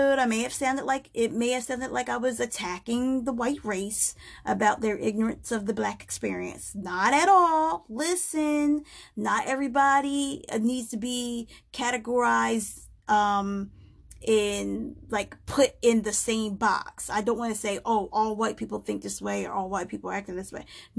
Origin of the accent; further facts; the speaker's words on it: United States; I am an American. I am an African-American female living in America.